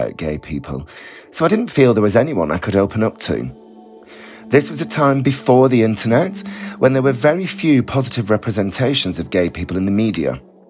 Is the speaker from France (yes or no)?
no; Bolton, North West England, United Kingdom; moved away as an adult; now in London, United Kingdom; I grew up in Bolton in the 1980s